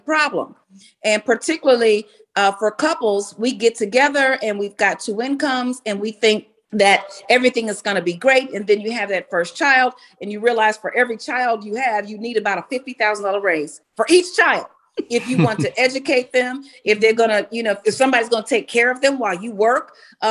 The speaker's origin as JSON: {"language": "English", "town": "Chicago", "region": "Illinois", "country": "United States", "tie": "born or raised there", "said": "I was born and raised in Chicago"}